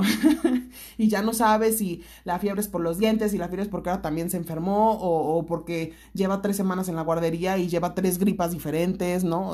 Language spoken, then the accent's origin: Spanish; Toluca, State of Mexico, Mexico; yo también crecí aquí en Toluca, o sea, parte de mi infancia